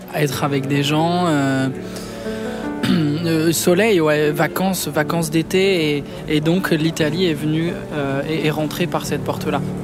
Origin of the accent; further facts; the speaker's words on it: Clamart, Île-de-France, France; also born or lived in Rambouillet; je suis né, euh, je suis né à Clamart